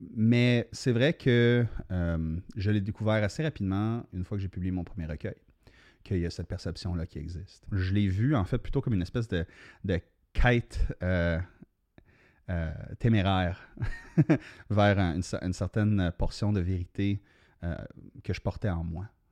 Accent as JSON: {"language": "French", "town": "Sudbury", "region": "Ontario", "country": "Canada", "tie": "born or raised there", "said": "moi, je suis né à Sudbury, donc la, culture littéraire locale était très forte"}